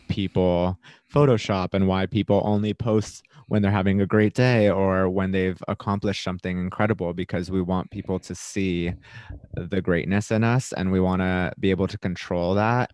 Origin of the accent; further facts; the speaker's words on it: Florida, United States; moved away; I was from Florida